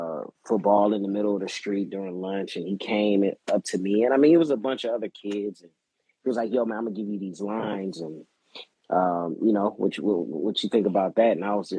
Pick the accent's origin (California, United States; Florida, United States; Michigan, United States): California, United States; Inglewood; Born and raised in Inglewood, California.